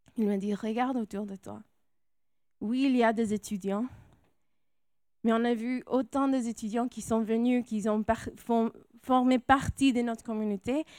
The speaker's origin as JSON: {"language": "French", "region": "California", "country": "United States", "tie": "born or raised there", "also_born_or_lived": "Grenoble, France", "accent": "American, Latino", "second_language": "French", "moved": "as an adult", "lives_now": "France", "said": "moi, je suis née en Californie. Alors, c'est pour ça mon accent américain, latino"}